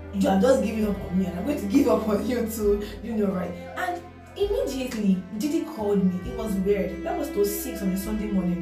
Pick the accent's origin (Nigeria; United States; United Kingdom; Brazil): Nigeria; I'm from Nigeria